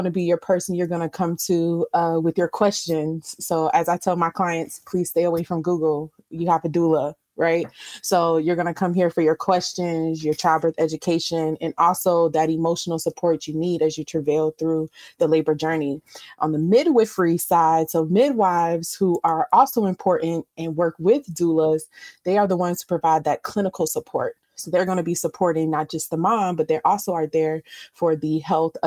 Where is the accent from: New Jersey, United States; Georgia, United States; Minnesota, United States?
Georgia, United States; Savannah; my hometown of Savannah